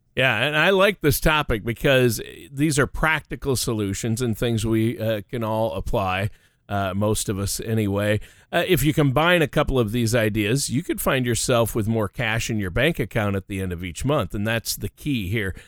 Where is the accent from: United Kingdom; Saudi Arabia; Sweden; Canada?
Canada; grew up in the Great White North